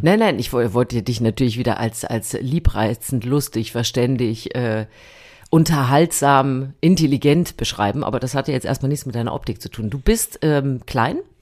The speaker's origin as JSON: {"language": "German", "region": "East Germany", "country": "Germany", "tie": "born or raised there", "said": "ich habe natürlich, wie du weißt, an der Bummi-Spartakiade damals teilgenommen"}